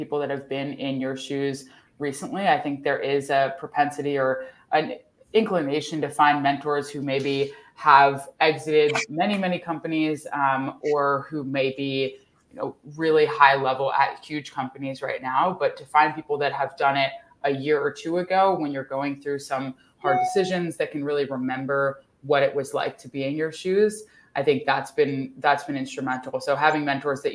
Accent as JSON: {"language": "English", "town": "Philadelphia", "region": "Pennsylvania", "country": "United States", "tie": "born or raised there", "moved": "as an adult", "lives_now": "San Francisco Bay Area, United States", "said": "I am, born and raised in Philadelphia"}